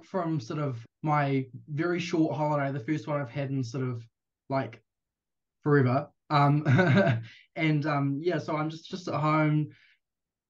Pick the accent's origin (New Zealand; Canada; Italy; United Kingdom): New Zealand; Whanganui, Manawatū-Whanganui; just outside of my hometown, Whanganui